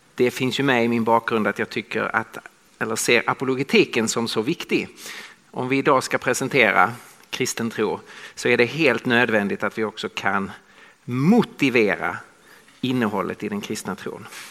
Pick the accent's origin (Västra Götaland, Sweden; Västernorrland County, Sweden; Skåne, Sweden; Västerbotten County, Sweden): Skåne, Sweden; accent: Scanian (skånska); moved away as an adult; now in Stockholm, Sweden; jag talar skånska. Så jag kommer från södra Sverige